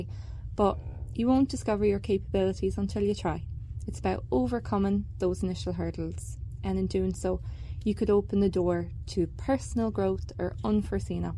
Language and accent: English; Ireland; now in Canada; my own experiences growing up in Ireland where winter sports were limited